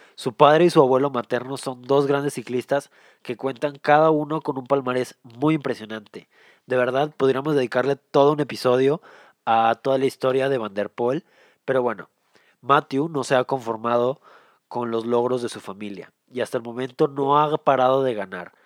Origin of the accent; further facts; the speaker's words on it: Mexico; yo soy de México